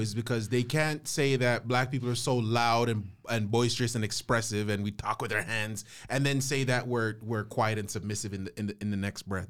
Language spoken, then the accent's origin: English; St. Vincent & Grenadines; I'm from Saint Vincent